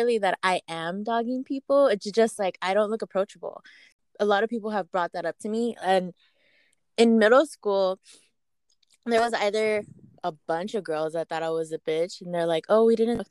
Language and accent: English; Los Angeles, California, United States; I was born in Los Angeles, California. Both my parents are from Mexico. I'm first generation